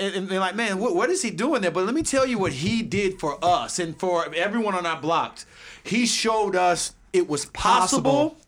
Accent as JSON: {"language": "English", "town": "St. Petersburg", "region": "Florida", "country": "United States", "tie": "born or raised there", "said": "growing up in Southside St. Petersburg"}